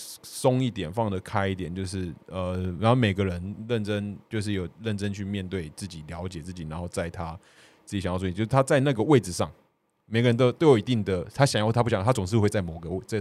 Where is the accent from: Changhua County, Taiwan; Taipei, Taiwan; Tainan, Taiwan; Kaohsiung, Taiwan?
Kaohsiung, Taiwan; 哦，我是高雄人，我呃市长我投的有上啊，市议员投的没有没有上